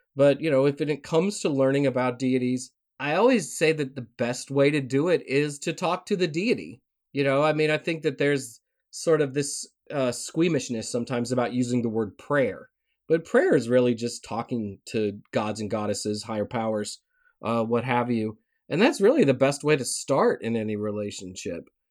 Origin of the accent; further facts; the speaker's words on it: Tennessee, United States; moved away; growing up in Tennessee